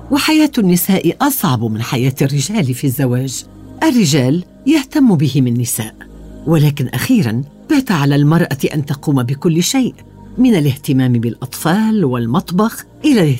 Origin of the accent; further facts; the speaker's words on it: Iraq; now in London, United Kingdom; دائما اجيبهم انا عربيه عراقيه لكنني اعيش في لندن اعتبر نفسي من سكان لندن لكن ذكرياتي في العراق لم تغادرني يوما وانا فخوره لكوني عربيه